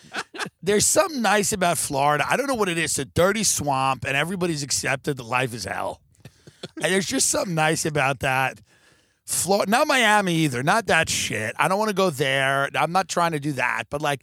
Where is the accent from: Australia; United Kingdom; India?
United Kingdom; the first thing is I'm black and I'm British